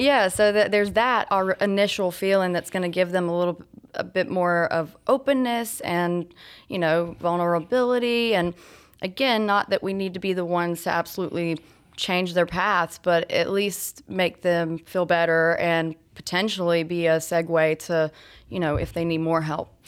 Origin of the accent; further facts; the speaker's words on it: Georgia, United States; also born or lived in Florida; now in Lilburn, United States; I'm from Georgia originally. Uh, I moved here, though, from Florida about I guess, going on ten years ago.